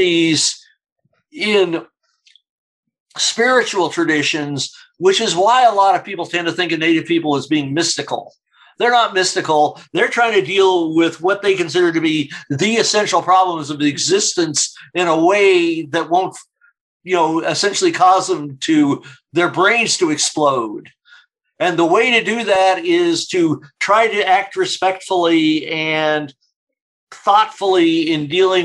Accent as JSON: {"language": "English", "country": "Canada", "said": "as a Canadian"}